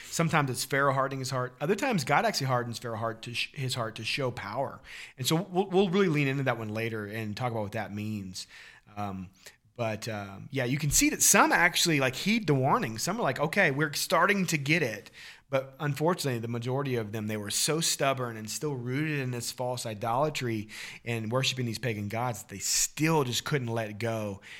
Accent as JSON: {"language": "English", "region": "Missouri", "country": "United States", "tie": "born or raised there", "said": "growing up in Missouri"}